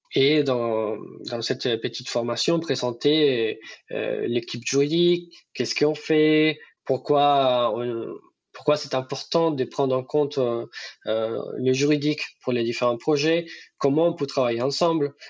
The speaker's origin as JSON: {"language": "French", "town": "Bucaramanga", "region": "Santander", "country": "Colombia", "second_language": "French", "moved": "as an adult", "lives_now": "France", "said": "Chez moi, à Bucaramanga"}